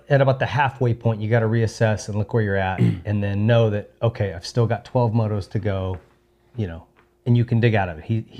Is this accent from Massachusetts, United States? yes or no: no; New York, United States; But as a New Yorker, I think when we get to these East Coast tracks, they're going to suit him a little bit better.